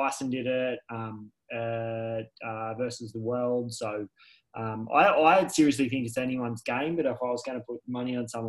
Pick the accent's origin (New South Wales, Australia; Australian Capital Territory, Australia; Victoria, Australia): New South Wales, Australia; moved away as an adult; now in Queensland, Australia; obviously I'm from New South Wales